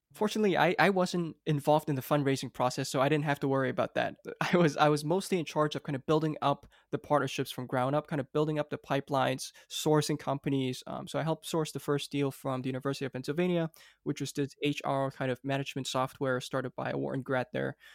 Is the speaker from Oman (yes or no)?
no; Hong Kong; also born or lived in United States; I actually grew up here in Hong Kong